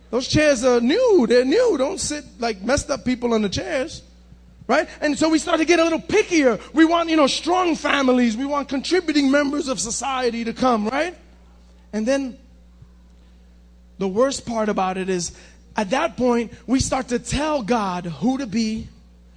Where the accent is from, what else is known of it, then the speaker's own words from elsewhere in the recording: Cuba; a Cuban like me